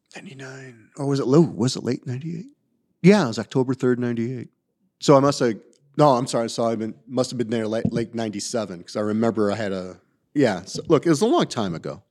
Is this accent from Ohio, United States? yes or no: yes; Toledo, Ohio, United States; now in Atlanta, United States; I grew up in Toledo, Ohio.